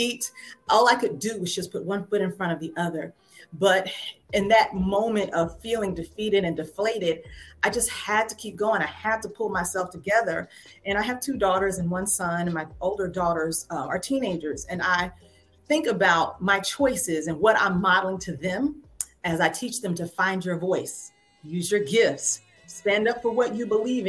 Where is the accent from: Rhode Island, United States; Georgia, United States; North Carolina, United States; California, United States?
Georgia, United States; Waycross; I grew up in the Bible Belt South, went to Shiloh Baptist Church in my hometown, Waycross, Georgia